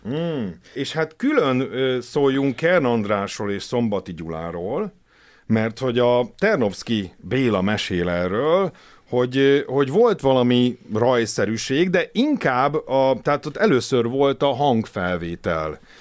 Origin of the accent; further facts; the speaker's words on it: Hungary; én magyarként